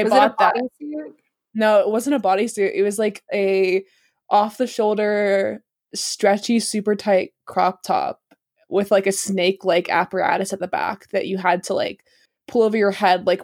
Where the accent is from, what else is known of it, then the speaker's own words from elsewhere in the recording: South Carolina, United States; also born or lived in New York; I'm from South Carolina